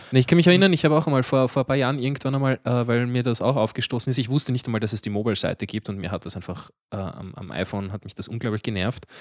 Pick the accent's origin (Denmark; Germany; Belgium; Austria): Austria; Baden, Lower Austria; ich bin nicht einmal in Mödling geboren, ich bin noch weiter im Süden geboren